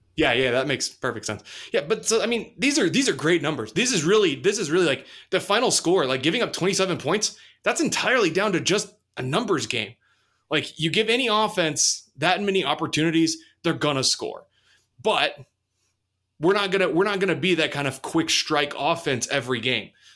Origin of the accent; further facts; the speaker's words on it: south of Dallas, Texas, United States; moved away; right down the street from my hometown in, in, in, uh, south of Dallas